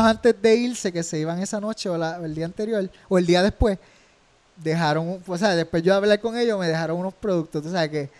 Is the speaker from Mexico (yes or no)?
no; Rincón, Puerto Rico; soy de Rincón, me, crié en el surf y el skate, en un pueblo que es un surf town